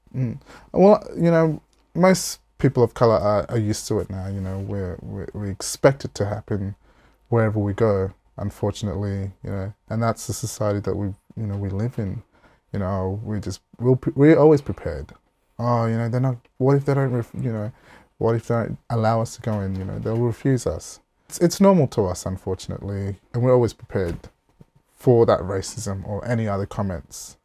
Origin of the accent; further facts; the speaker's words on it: Port Pirie, South Australia, Australia; also born or lived in Alice Springs, Northern Territory; I was lucky enough to move back with my mum at the age of five and then move down to South Australia where I basically, uh, grew up